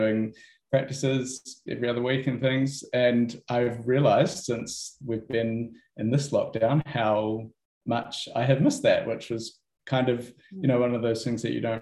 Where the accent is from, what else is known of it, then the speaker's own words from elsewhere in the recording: Wellsford, Auckland, New Zealand; also born or lived in South Island; I grew up in Wellsford as well